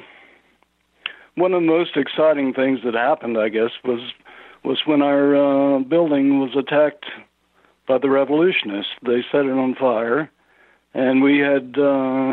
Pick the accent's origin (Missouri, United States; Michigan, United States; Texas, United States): Texas, United States; moved away as an adult; also born or lived in Tehran, Iran; I grew up in Texas